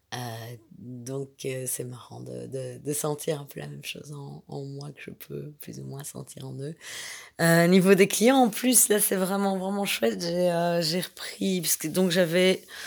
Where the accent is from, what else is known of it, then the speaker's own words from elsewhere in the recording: Belgium; je suis belge